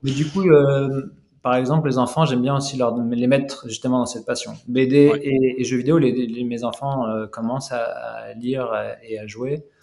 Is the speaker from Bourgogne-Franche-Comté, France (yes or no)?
no; Lyon, Auvergne-Rhône-Alpes, France; moved away as an adult; now in Canada; moi, moi, je suis lyonnais d'origine